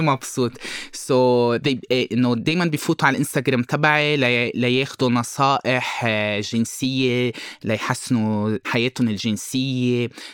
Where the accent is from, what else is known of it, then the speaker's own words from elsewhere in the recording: Lebanon; moved away as an adult; now in Brazil; أنا لبناني وبرازيلي خلقت بالبرازيل ربيت هون بلبنان وقتها كان عمري 18 أولموست 19 سنة رحت على البرازيل